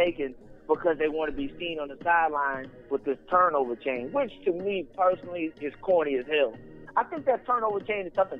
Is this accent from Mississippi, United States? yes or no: no; Texas, United States; I'm from Texas